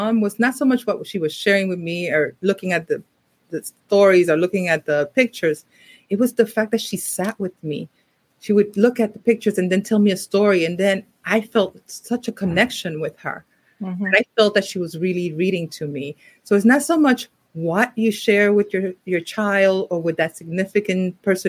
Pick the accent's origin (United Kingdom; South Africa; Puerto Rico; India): Puerto Rico; moved away; also born or lived in New York City; I grew up partially, I was born in New York City, but I grew up in Puerto Rico